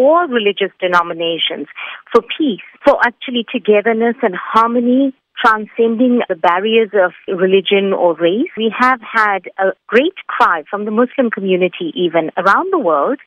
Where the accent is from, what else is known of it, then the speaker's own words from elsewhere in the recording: South Africa; also born or lived in Durban; as South Africans, especially here in Durban